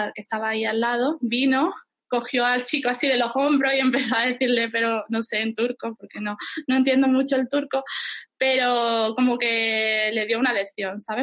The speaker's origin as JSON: {"language": "Spanish", "town": "Lebrija", "region": "Andalusia", "country": "Spain", "tie": "born or raised there", "also_born_or_lived": "Germany / Ireland / Seville", "moved": "as an adult", "lives_now": "Istanbul, Turkey", "said": "cuando era niña o adolescente, pues vivía en mi pueblo, en Andalucía, bueno, mi pueblo se llama Lebrija."}